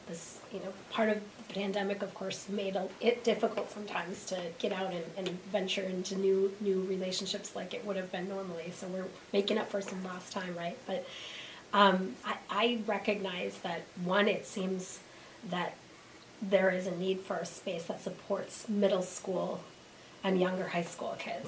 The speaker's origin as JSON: {"language": "English", "town": "Chaska", "region": "Minnesota", "country": "United States", "tie": "born or raised there", "moved": "yes", "said": "Originally born in a suburb of Minneapolis"}